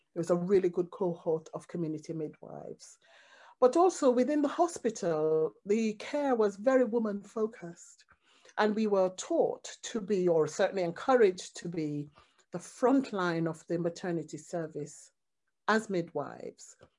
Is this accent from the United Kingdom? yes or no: no; Jamaica; as a Jamaican, reggae music, drumming, Rastafarian music, all those things